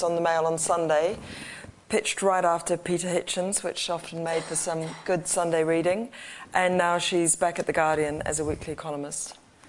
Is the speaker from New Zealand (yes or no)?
yes; New Zealand; moved away; we come all the way from New Zealand, but it was a long time ago